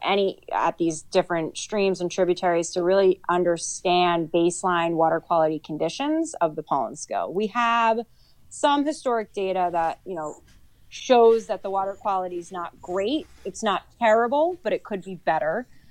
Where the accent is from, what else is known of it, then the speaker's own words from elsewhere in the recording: Sussex County, New Jersey, United States; I grew up in Sussex County.